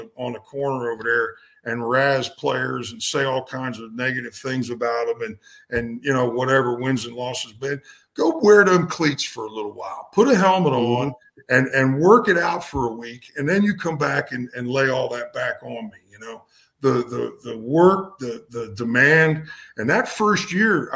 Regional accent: Baltimore, Maryland, United States; moved away as an adult; also born or lived in Catonsville, Maryland; now in South Florida, United States; I was from Baltimore

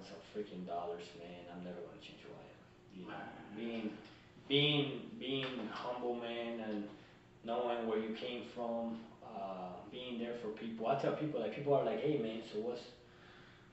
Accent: Colombia; now in United States; I'm a kid from Colombia that came from nothing

